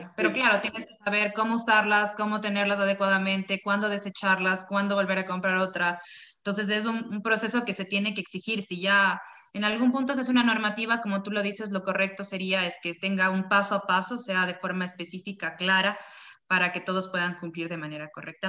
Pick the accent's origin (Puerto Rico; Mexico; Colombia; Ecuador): Ecuador; Nosotros como, como ecuatorianos, como parte de, de, de, la ciudadanía ecuatoriana